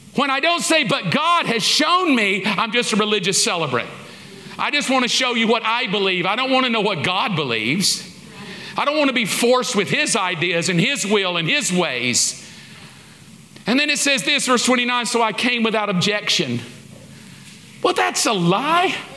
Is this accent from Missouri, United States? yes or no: no; Alabama, United States; I grew up in the South. I grew up in Alabama